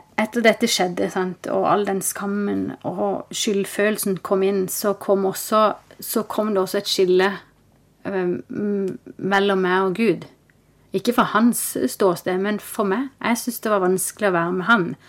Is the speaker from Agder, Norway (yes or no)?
yes; Kristiansand, Agder, Norway; moved away as an adult; also born or lived in Oslo; jeg er født og oppvokst i Kristiansand.